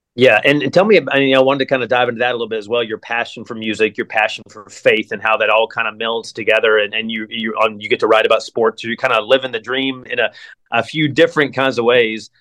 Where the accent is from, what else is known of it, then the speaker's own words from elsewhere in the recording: near Asheville, North Carolina, United States; moved away as an adult; now in Columbus, United States; I'm from North Carolina. I grew up near Asheville.